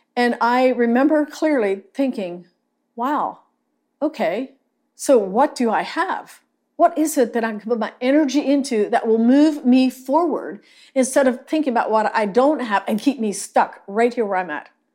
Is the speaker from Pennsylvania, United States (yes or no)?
yes; Lancaster County, Pennsylvania, United States; now in Salado, Texas, United States; I grew up in Lancaster County, Pennsylvania